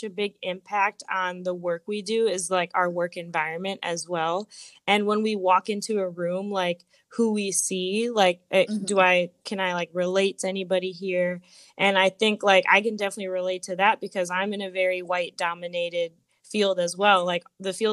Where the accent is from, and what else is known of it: Naperville, Illinois, United States; born or raised there